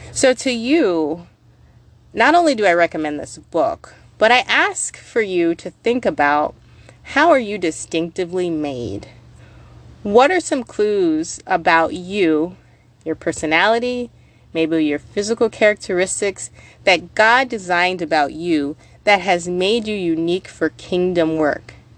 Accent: United States; now in Minnesota, United States; I'm from the States

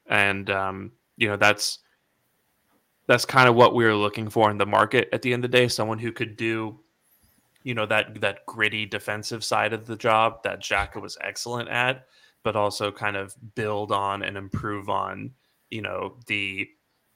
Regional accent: United States

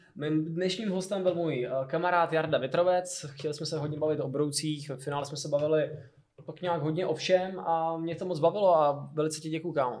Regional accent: Hradec Králové, Hradec Králové Region, Czechia; moved away; já jsem náplava z Hradce Králové

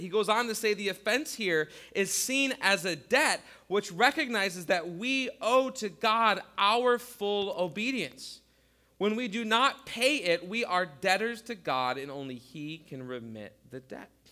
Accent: United States; as American Christians

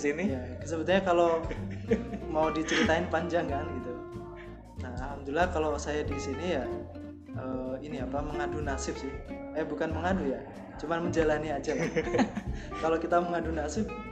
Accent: Jepara, Central Java, Indonesia; Asalnya dari Jepara

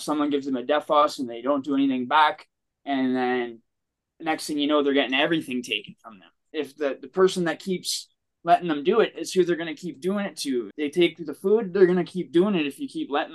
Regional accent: Toronto, Ontario, Canada; growing up in Toronto

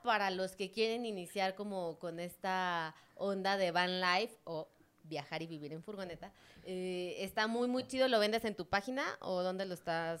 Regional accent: Mexico; yo soy de México y esta zona centro, pues la conocemos súper bien

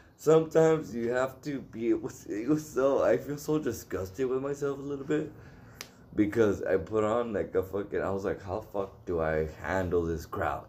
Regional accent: El Paso, Texas, United States; I'm from El Paso.

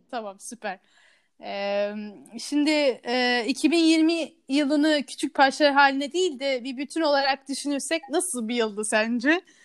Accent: Istanbul, Turkey; also born or lived in Canada; Kanada'da doğdum. 5 yaşına orada yaşadım. Sonra bir ailemle bir karar verip İstanbul'a taşındık ve 5 yaşından beri burada yaşıyorum.

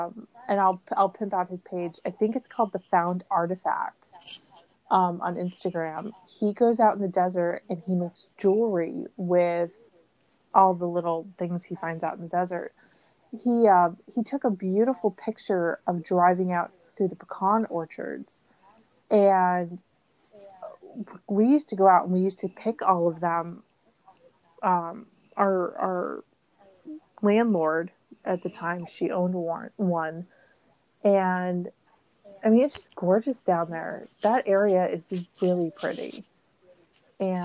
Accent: Las Cruces, New Mexico, United States; moved away; also born or lived in Ohio; I grew up in Las Cruces. And so Las Cruces, we I mean, my high school, they used to roast the chili

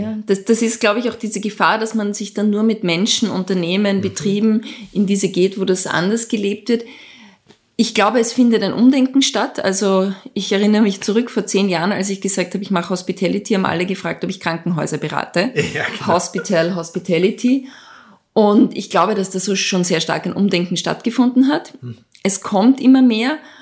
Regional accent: Lower Austria, Austria; also born or lived in Switzerland; ich bin äh, in Niederösterreich aufgewachsen

